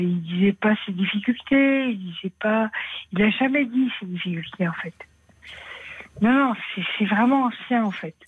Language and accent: French; Aveyron, Occitania, France; je suis de l'Aveyron